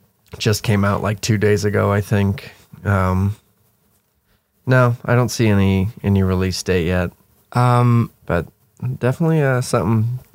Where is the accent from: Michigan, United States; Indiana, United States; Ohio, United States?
Indiana, United States; I'm from Indiana